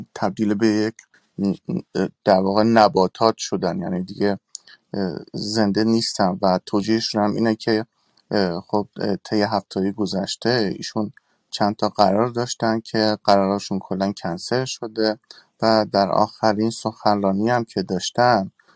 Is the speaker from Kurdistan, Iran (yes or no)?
yes; Kurdistan, Iran; moved away; من کردم و سالها هم هست که از ایران خارج شدم